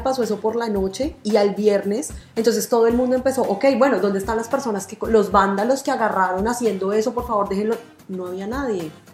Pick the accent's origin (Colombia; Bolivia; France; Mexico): Colombia; now in Argentina; nosotros los colombianos